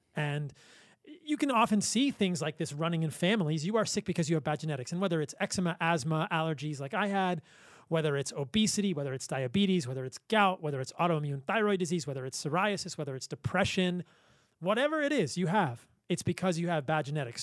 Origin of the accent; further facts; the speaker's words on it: Virginia, United States; I grew up in Virginia.